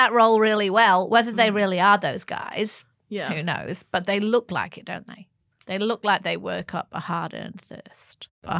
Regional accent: England, United Kingdom; Because where I grew up in England, right, the north of England, which is where lots of cool music and stuff is from

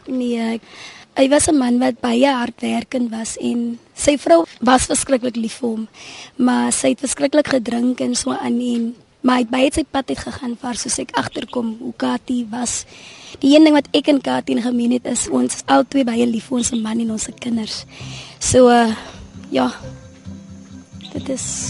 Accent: Oudtshoorn, Western Cape, South Africa; ek is oorspronklik van Oudtshoorn.

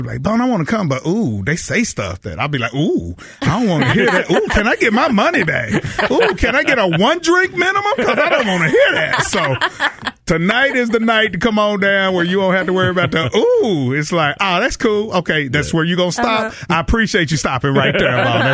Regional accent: Texas, United States; moved away; also born or lived in Los Angeles; I'm from Texas

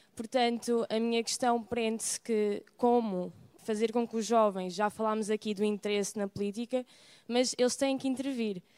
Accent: Tavira, Algarve, Portugal; moved away as an adult; now in Lisbon, Portugal; sou do Algarve, Tavira, mas estou a estudar aqui em Lisboa

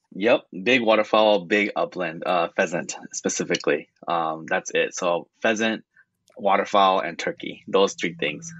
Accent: California, United States; moved away; I was born in California

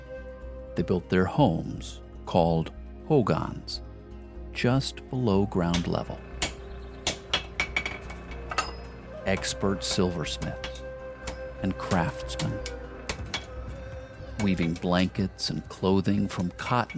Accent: United States; my home country of the United States of America

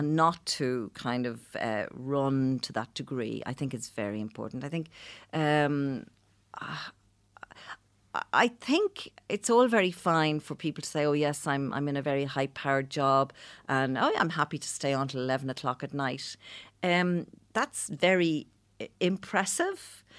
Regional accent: Dublin, Leinster, Ireland; I'm from Clondalkin

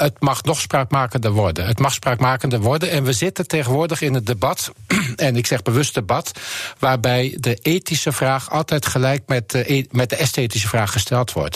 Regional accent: Netherlands; moved away as an adult; also born or lived in Switzerland / Rotterdam / Germany; now in Amsterdam, Netherlands; we zijn als Nederlanders

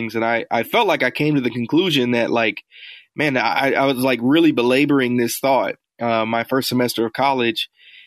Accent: Indianapolis, Indiana, United States; now in Chicago, United States; I was born and raised in Indianapolis, Indiana

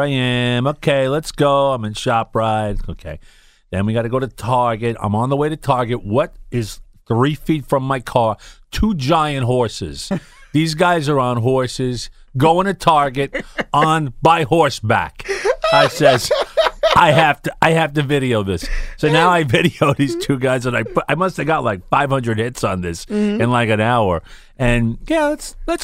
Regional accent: New York City, New York, United States; now in Staten Island, United States; we're from Brooklyn originally.

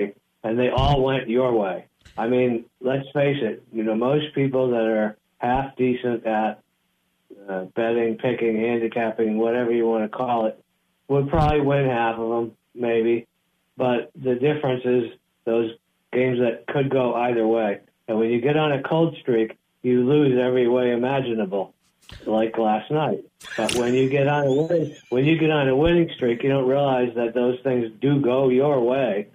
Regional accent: Boston, Massachusetts, United States; moved away; I'm originally from Boston

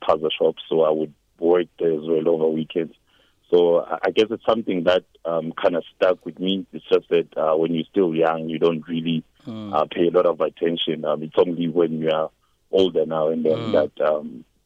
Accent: Embalenhle, Mpumalanga, South Africa; also born or lived in KwaZulu-Natal; Mbalente next to Sekunda. I basically came up here when I was 5. I was originally born in KZN, so I actually grew up here.

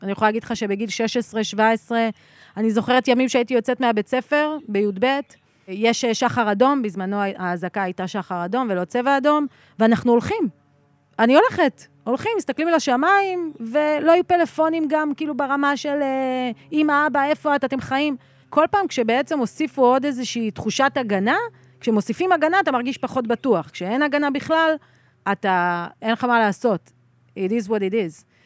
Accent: Sderot, Southern District, Israel; moved away as an adult; now in Ruhama, Israel; אני נולדתי בשדרות

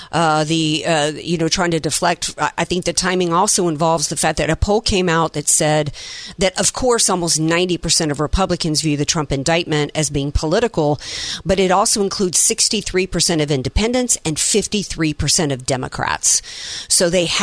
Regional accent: the South, United States; I'm a Southerner

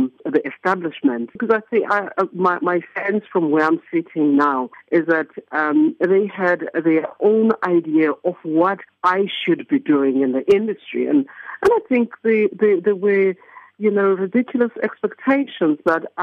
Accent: Eastern Cape, South Africa; being South African myself

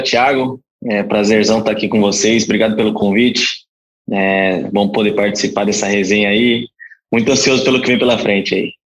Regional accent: Guarulhos, São Paulo, Brazil; moved away; Mas eu sou de Guarulhos, comecei com futsal no Juventus da Moca aos 9 anos de idade

